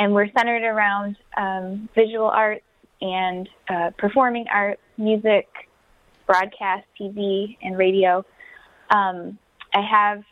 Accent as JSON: {"language": "English", "town": "Wyandotte", "region": "Michigan", "country": "United States", "moved": "as an adult", "lives_now": "Detroit, United States", "said": "I'm originally from Wyandotte. I live here now"}